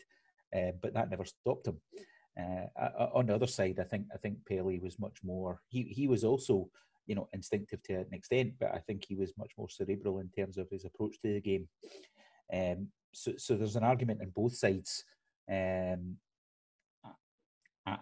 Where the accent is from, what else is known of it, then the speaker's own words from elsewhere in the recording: Scotland, United Kingdom; I'm Scottish